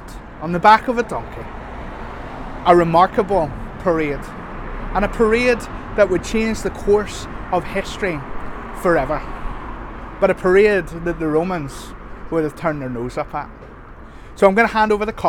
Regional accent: Northern Ireland, United Kingdom; our identity as Northern Irish people.

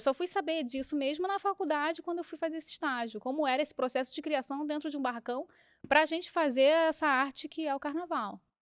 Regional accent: Rio de Janeiro, Brazil; Eu fui criada, eu, nasci no Rio, mas fui criada na Ilha do Governador, que é no Rio

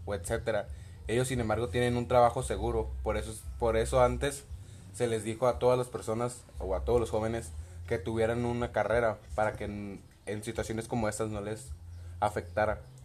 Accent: Mexico; como muchos mexicanos

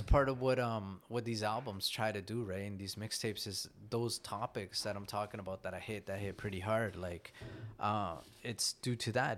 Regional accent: Canada; also born or lived in Nicaragua; here in Canada, as a Canadian Latino

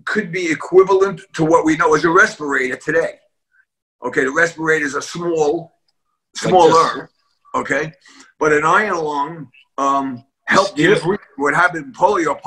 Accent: New York City, New York, United States; I was born and raised in a tenement building in East Harlem

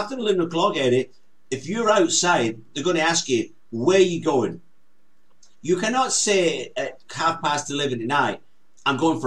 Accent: Scotland, United Kingdom

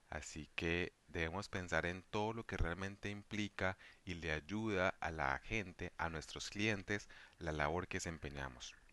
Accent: Valle del Cauca, Colombia; soy policista vallecaucano

